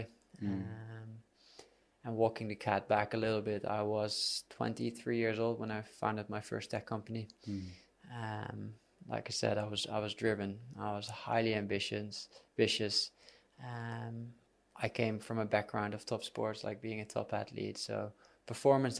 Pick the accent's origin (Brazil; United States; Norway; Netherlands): Netherlands; moved away as an adult; now in Bali, Indonesia; I'm from the Netherlands. I moved to Bali 6 years ago.